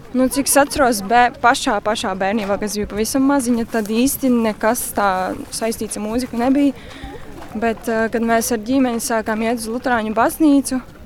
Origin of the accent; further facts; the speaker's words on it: Smiltene, Smiltene Municipality, Latvia; tajā pašā smiltenē manā dzimtajā pilsētā